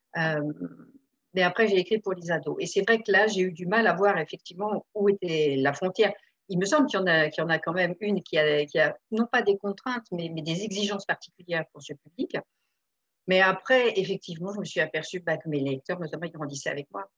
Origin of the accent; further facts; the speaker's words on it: Le Havre, Normandy, France; moved away; On a grandi au Havre au départ.